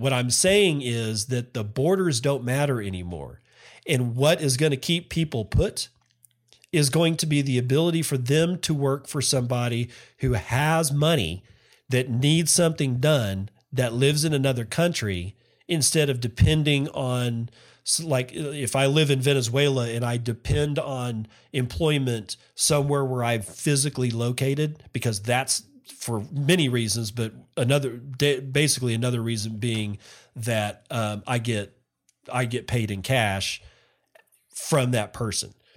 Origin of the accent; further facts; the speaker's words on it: United States; now in Japan; I as an American